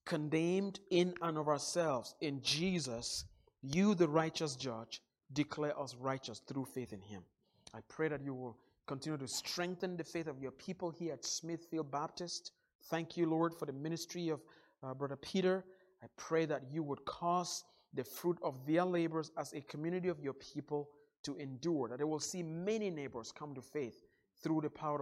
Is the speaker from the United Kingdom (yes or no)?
no; Northwest Region, Cameroon; moved away; back in my home country in the little town of 5,000 in the northwest part of Cameroon. Where I grew up